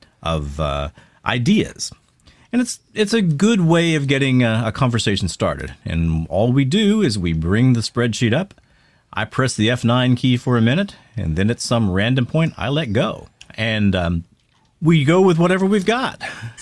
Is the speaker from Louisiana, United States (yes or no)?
yes; Converse, Louisiana, United States; I was growing up in Converse, Louisiana, which was... Well, I mean, man, it's about as redneck as it could get. And what wasn't redneck was angry Cajun.